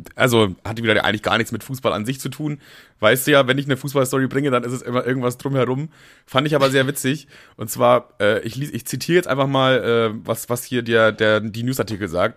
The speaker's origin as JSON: {"language": "German", "country": "Germany", "said": "ich bin auch stolz, Deutscher zu sein"}